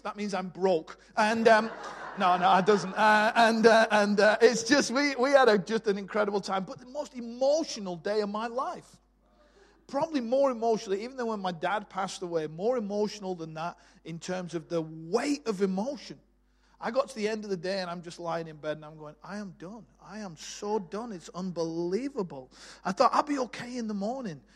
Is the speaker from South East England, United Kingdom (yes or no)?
no; Bolton, North West England, United Kingdom; moved away as an adult; I was born in Bolton, just north of Manchester. Uh, left there at 18